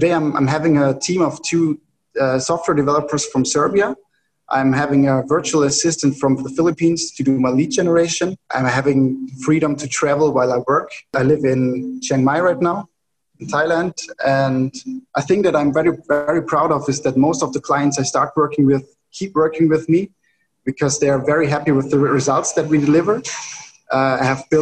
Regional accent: Austria; I'm from Austria

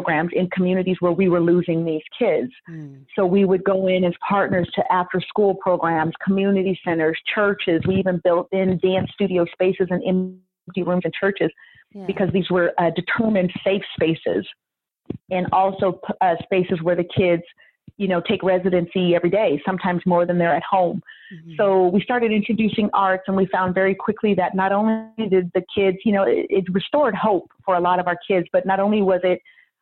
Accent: the Bay Area, California, United States; now in Sacramento, United States; growing up in the Bay

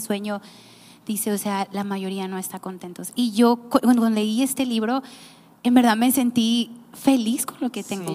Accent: Nayarit, Mexico; yo también soy de Nayarit

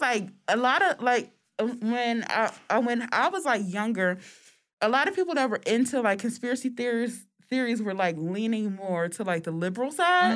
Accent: United States; we're American

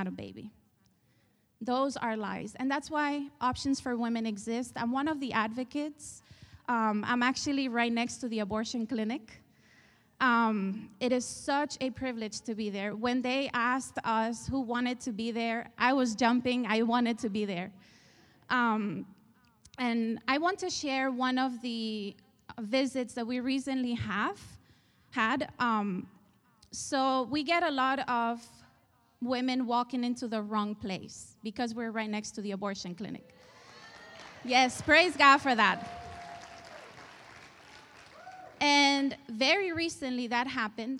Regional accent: Spain; moved away; I was raised in Spain. You probably hear the accent

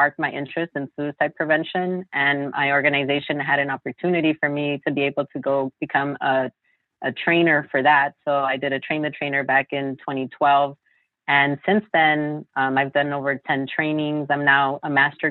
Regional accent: Los Angeles, California, United States; I'm actually born and raised in Los Angeles, in South

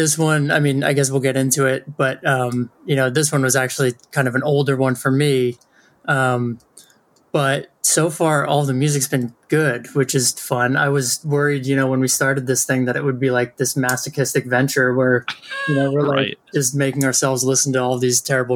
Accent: Red Bank, New Jersey, United States; I grew up right around Red Bank, New Jersey

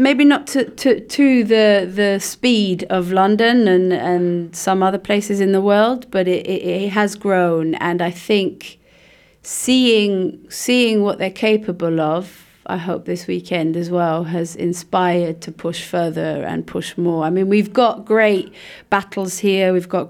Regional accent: Luxembourg; With my company, and then I'm from Luxembourg, and yeah. I had my roots here before I left.

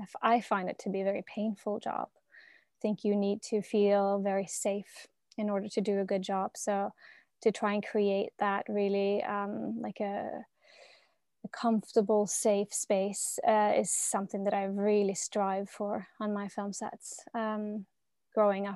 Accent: Norway; I'm from Norway

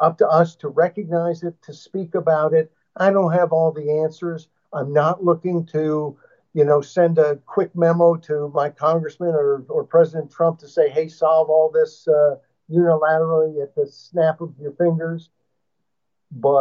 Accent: United States; as American consumers

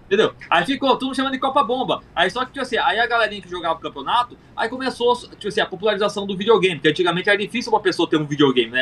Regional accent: Mogi Mirim, São Paulo, Brazil; moved away as an adult; now in João Pessoa, Brazil; Só que agora tô, na, tô em João Pessoa, Paraíba. Mas eu sou ah, de Mogi Mirim, São Paulo.

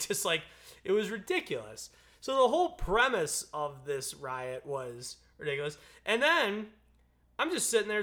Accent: United States; as an American, as the American people

